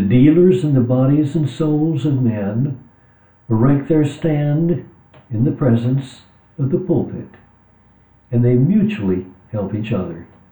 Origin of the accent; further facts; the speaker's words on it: West Texas, United States; So I talked about growing up in West Texas. I was born in 43, so in the 50s in West Texas.